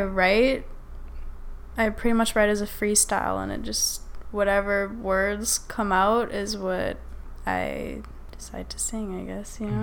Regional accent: Saskatchewan, Canada; moved away as an adult; now in Toronto, Canada; I'm from Saskatchewan, so it's like, I grew up around country music.

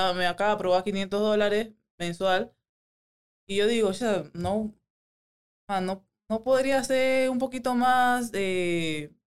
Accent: Panama; moved away as an adult; now in Las Vegas, United States; Soy la única panameña, 100% panameña

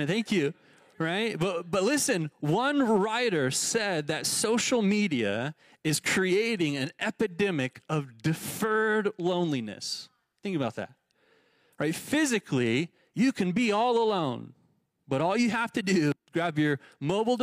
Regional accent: Texas, United States; now in Tucson, United States; the suburbia I grew up in Texas

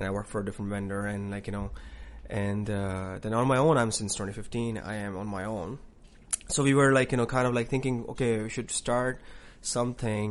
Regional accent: Karachi, Sindh, Pakistan; moved away as an adult; now in Newfoundland, Canada; I'm from Karachi, Pakistan

